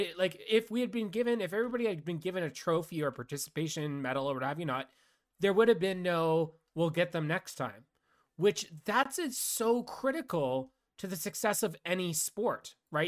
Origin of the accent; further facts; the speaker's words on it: Canada; That's all I'll respond with is, I'm Canadian.